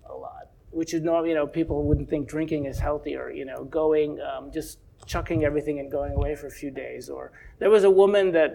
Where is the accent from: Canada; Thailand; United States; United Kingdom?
United States; Chicago, Illinois; I grew up in Chicago